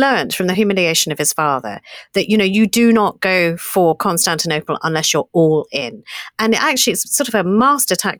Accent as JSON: {"language": "English", "country": "United Kingdom", "said": "we're British"}